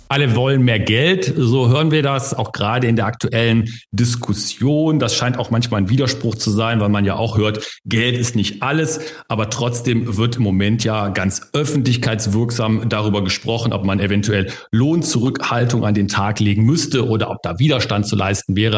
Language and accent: German; Germany; bei uns in Deutschland